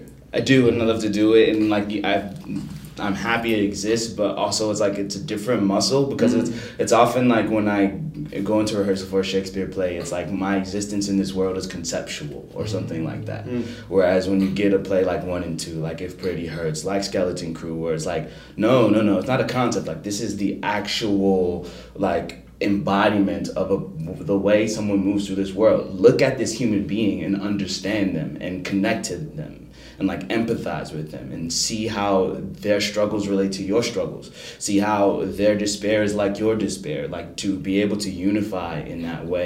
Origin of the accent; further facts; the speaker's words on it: United States; my experience growing up in America